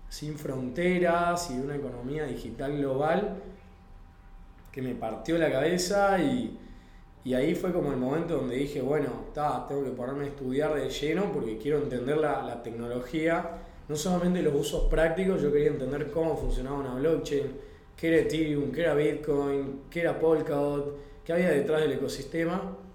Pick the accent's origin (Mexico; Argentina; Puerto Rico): Argentina; Salta; now in Mendoza, Argentina; Soy salteño yo.